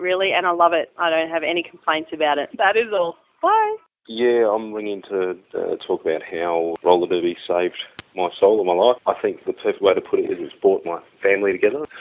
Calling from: Toowoomba, Queensland, Australia; I'm phoning from Toowoomba.

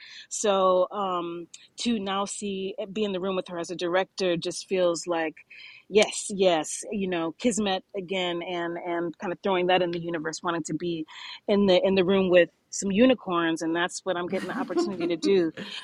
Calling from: Poughkeepsie, New York, United States; I am calling from Poughkeepsie, New York right now, Marist College.

